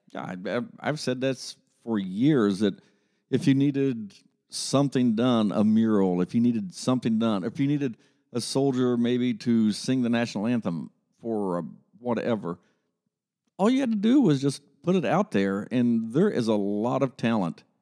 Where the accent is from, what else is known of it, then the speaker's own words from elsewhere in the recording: Grove City, Ohio, United States; I grew up in Grove City, Ohio